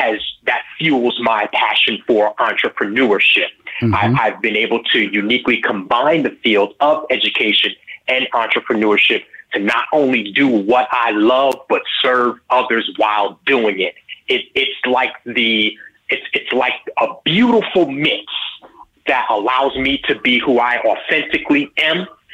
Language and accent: English; New York, United States; I grew up in New York, and my father, raising us in the church, he was a musician.